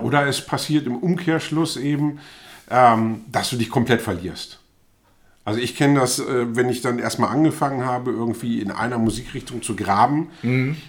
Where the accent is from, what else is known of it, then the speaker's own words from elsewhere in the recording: Germany; also born or lived in Bremen / Hannover; ich bin zwar in Bremen geboren, aber bin eben auf dem Land aufgewachsen